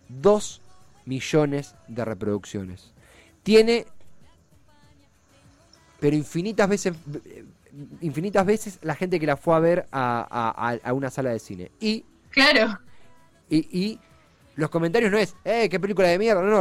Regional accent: Argentina; Yo también soy argentino, hincha de boca.

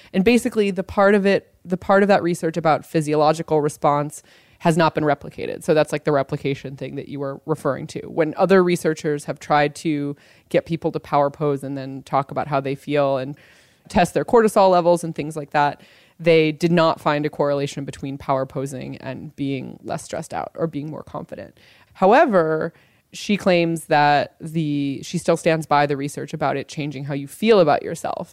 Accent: Los Angeles, California, United States; my hometown newspaper, the Los Angeles Times

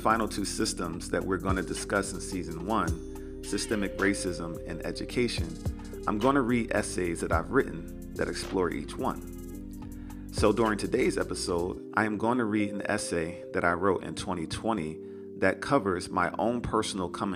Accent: Philadelphia, Pennsylvania, United States; moved away as an adult; also born or lived in Wilkes-Barre, Pennsylvania / Metro Atlanta, Georgia; While growing up in Philadelphia, I attended a school in the heart of West Philadelphia

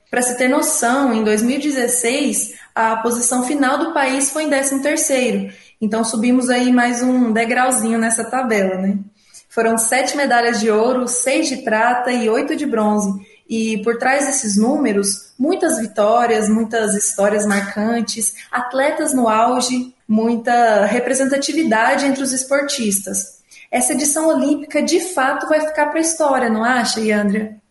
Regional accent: Brazil; a gente fica muito orgulhoso como brasileiros e brasileiras

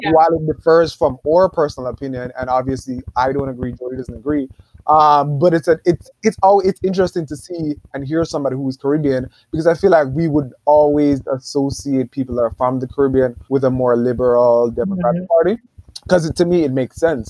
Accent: New York City, New York, United States; growing up in Brooklyn

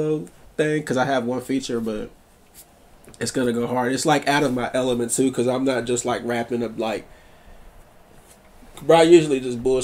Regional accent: Fort Worth, Texas, United States; I'm from Fort Worth

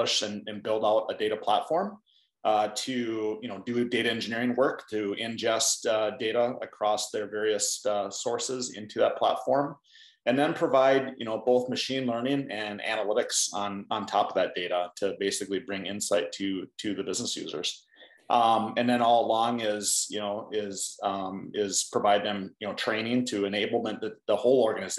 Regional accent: Hayward, Minnesota, United States; I grew up in a small farming community in southern Minnesota. The name of the town is Hayward, not Hayward, Wisconsin, but Hayward, Minnesota.

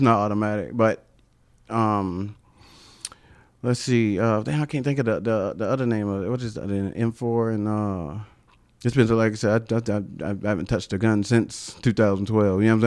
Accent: Travelers Rest, South Carolina, United States; accent: country; also born or lived in Marietta, South Carolina; T R, Traveler's Rest, went to T R High School

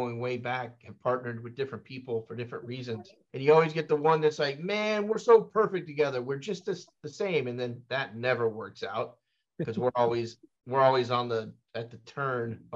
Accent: Texas, United States; moved away; my home state of Texas

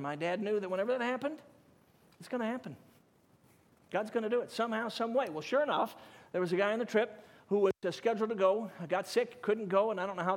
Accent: Chicago, Illinois, United States; also born or lived in Durango, Colorado; I was 4 years old, and we moved from Durango, Colorado, southwest Colorado, I was four, into the city limits of the south side of Chicago

